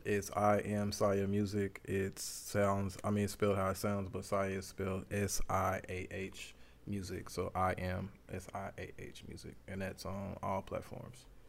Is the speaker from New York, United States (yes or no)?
no; Dallas, Texas, United States; I'm from Dallas, Texas. Oak Cliff, Sundale. I'm not Sundale, Glendale